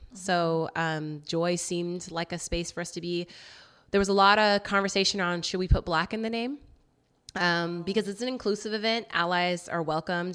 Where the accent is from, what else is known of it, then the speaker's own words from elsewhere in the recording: Roseville, California, United States; moved away as an adult; also born or lived in Seaside, California / Santa Barbara, California / Portland, Oregon; now in Oakland, United States; I grew up, um, Sacramento area